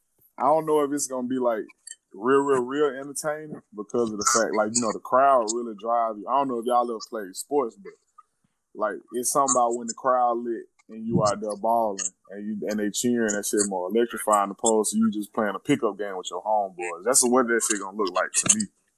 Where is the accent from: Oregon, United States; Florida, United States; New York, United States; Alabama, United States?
Alabama, United States; Birmingham; I ain't from San Diego. I'm from Birmingham.